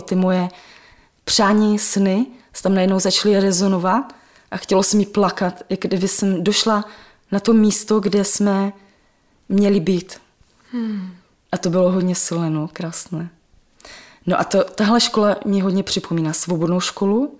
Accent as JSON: {"language": "Czech", "country": "Czechia", "tie": "born or raised there", "said": "Já jsem svoje dětství prožila na Dubině, ve velkém sídlišti"}